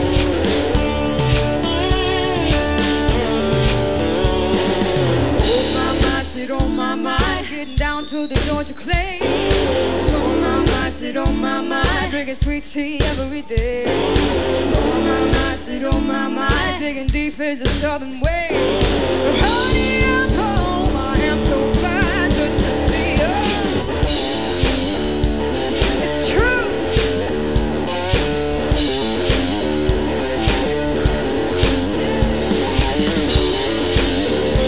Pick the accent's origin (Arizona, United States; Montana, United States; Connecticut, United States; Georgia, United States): Georgia, United States; Blue Ridge Mountains; now in Tennessee, United States; We're from the Blue Ridge Mountains in Georgia originally